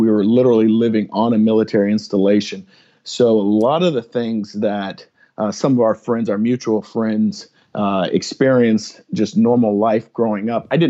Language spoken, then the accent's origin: English; San Antonio, Texas, United States; also born or lived in Kansas; So I'm from San Antonio, Texas, raised as a military brat, and although my wife will tell you that I was born in Kansas, we've moved around a handful of times and ended up in San Antonio, Texas, about my third grade year.